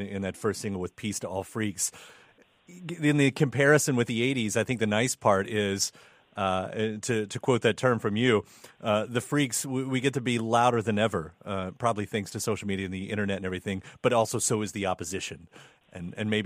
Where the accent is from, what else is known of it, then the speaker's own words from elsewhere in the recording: Kentucky, United States; As someone existing in Kentucky, from Kentucky